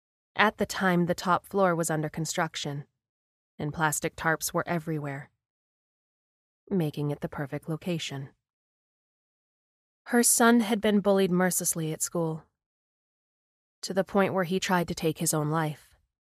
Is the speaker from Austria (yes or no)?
no; Ukraine; moved away; I have had a very hard life. I grew up in the Ukraine, and at 14 I was abducted by the mafia.